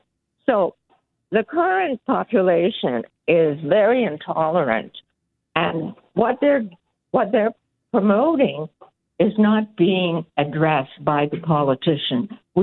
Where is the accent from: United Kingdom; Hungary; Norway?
Hungary; now in Canada; We came from Hungary where communism ruled, and we had to hide, you know, our little celebrations.